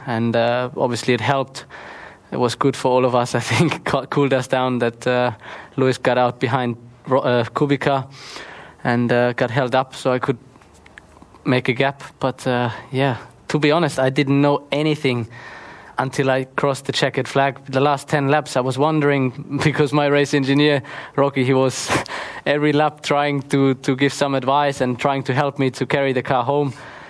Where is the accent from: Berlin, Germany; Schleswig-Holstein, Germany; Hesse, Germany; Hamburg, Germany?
Hesse, Germany; Heppenheim; Some of them are here, some of them in Kerpen, supporting me, but also back in my hometown Heppenheim.